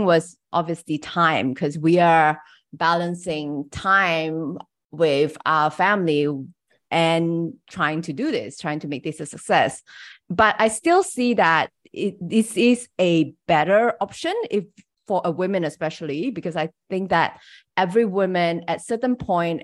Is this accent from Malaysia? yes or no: yes; Malaysia; English is a second language; I'm from Malaysia. So English is my third language